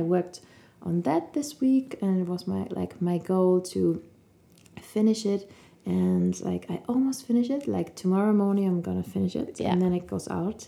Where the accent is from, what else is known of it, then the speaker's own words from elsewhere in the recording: Cologne, North Rhine-Westphalia, Germany; now in Munich, Germany; I'm from Cologne, like you